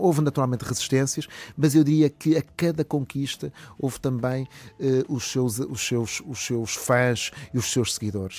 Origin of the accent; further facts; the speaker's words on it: Porto, Norte, Portugal; moved away as an adult; now in Viseu, Portugal; eu nasci no Porto e de facto fui eh, fui eh, educado no Porto